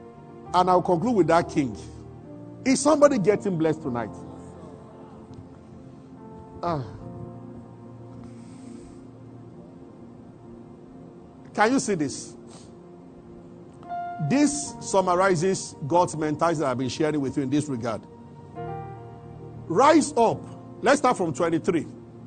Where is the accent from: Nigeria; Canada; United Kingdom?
Nigeria; Abuja, Federal Capital Territory; we grew up together in Abuja